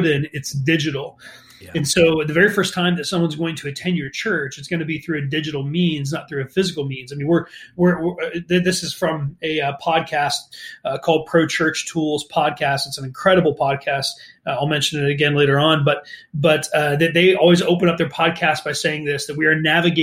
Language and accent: English; northeastern Ohio, United States; moved away as an adult; now in St. Louis, United States; I grew up in Ohio, northeastern Ohio